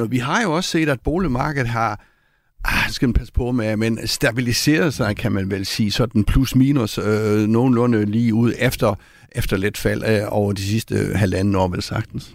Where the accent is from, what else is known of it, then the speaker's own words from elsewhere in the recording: Copenhagen, Capital Region of Denmark, Denmark; som københavner